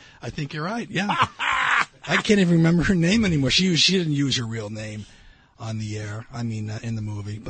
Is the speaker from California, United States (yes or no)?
no; Long Island, New York, United States; I grew up on Long Island, so it was a little bit different.